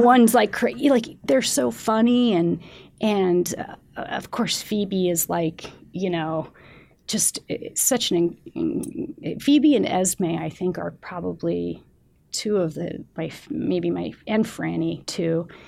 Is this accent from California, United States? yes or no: yes; San Francisco, California, United States; also born or lived in Mendocino, California / Petaluma, California; I grew up in San Francisco